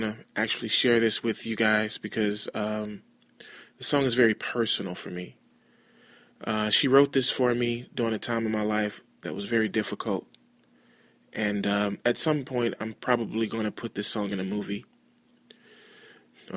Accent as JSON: {"language": "English", "town": "Dallas", "region": "Texas", "country": "United States", "tie": "born or raised there", "also_born_or_lived": "Fort Worth, Texas", "moved": "as an adult", "lives_now": "San Diego, United States", "said": "I'm actually from Dallas, Texas, but I live in San Diego, California"}